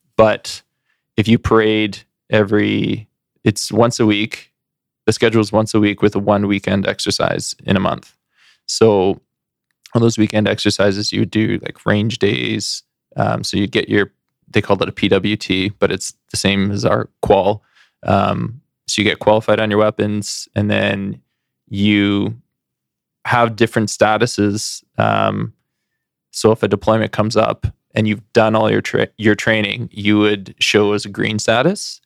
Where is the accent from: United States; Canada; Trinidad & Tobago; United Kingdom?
Canada; Surrey, British Columbia; moved away; also born or lived in Burnaby / Edmonton; growing up in Surrey